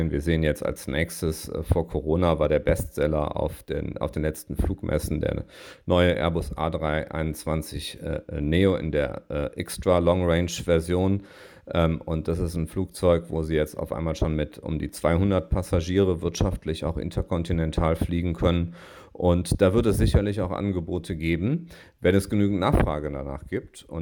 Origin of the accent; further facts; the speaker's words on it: Düsseldorf, North Rhine-Westphalia, Germany; Und das ist ja etwas, was äh, meine Heimat, der Wahlkreis Düsseldorf, äh, wo der Flughafen drin liegt, ja auch sieht